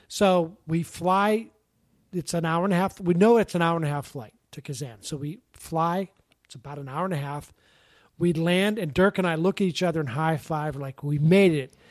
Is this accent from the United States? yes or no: yes; Pittsburgh, Pennsylvania, United States; moved away; growing up, Pittsburgh was great. I loved living in Pittsburgh